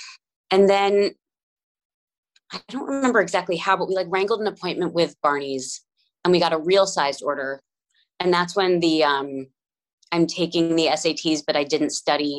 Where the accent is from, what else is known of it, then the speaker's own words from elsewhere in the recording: New Jersey, United States; I had a neighbor growing up in New Jersey.